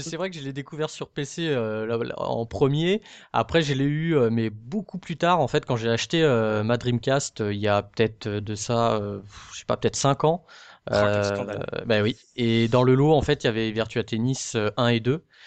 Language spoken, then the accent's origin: French; France; en tant que français